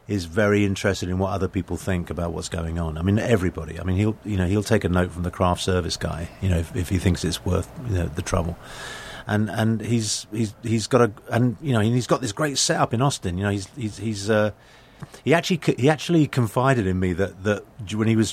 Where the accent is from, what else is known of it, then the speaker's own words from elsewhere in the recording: London, United Kingdom; moved away as an adult; now in United States; born and raised in England, mm-hmm. now an American citizen.